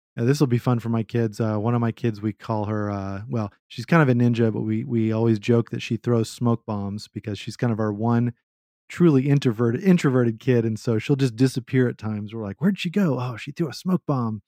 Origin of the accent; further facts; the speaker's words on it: Texas, United States; I am a Texan at heart